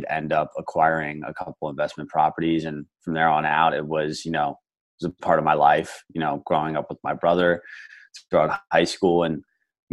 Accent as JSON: {"language": "English", "area": "Lancaster County", "region": "Pennsylvania", "country": "United States", "moved": "yes", "lives_now": "Phoenix, United States", "said": "I'm originally from Pennsylvania, Lancaster County, which is considered essentially farmland"}